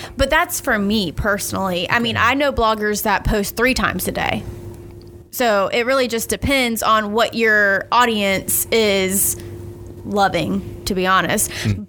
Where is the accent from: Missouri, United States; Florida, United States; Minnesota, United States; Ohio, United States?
Florida, United States; Keystone Heights; now in Starke, United States; I live in Stark now, but yeah, I was born and raised in Keystone